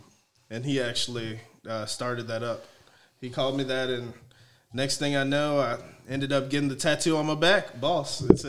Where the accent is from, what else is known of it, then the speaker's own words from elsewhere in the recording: San Antonio, Texas, United States; also born or lived in New Orleans, Louisiana; Okay, well, I'm from New Orleans originally. I moved to San Antonio after Hurricane Katrina